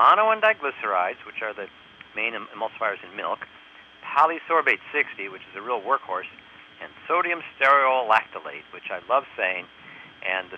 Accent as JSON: {"language": "English", "region": "New York", "country": "United States", "said": "I'm from New York"}